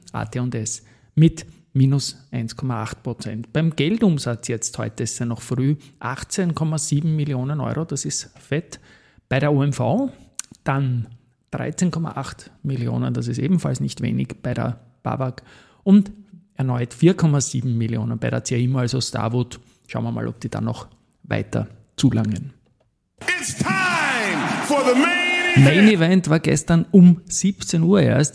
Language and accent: German; Austria; moved away; meine Heimat Österreich